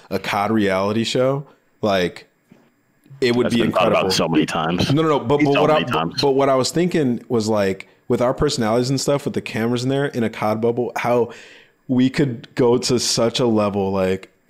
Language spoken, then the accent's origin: English; North Carolina, United States; Uh, I'm from North Carolina.